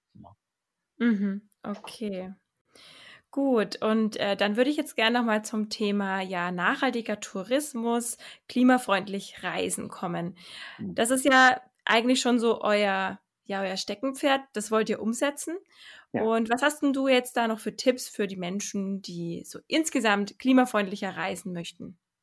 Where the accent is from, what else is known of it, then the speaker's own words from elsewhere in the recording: Germany; bei uns in Deutschland